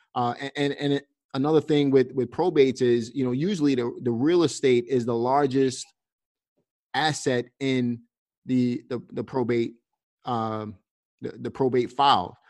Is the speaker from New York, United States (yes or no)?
yes; New York City, New York, United States; moved away; also born or lived in Pennsylvania; I'm from Brooklyn